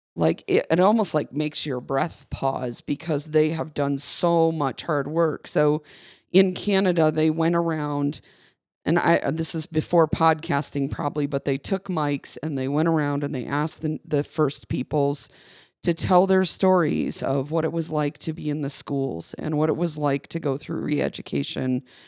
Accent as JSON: {"language": "English", "region": "Michigan", "country": "United States", "tie": "born or raised there", "said": "I grew up in Michigan"}